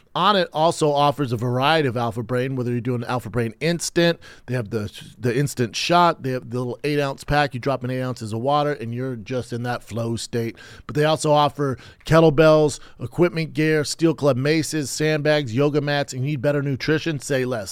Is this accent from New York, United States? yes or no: no; Aurora, Colorado, United States; from Aurora, Colorado, my hometown.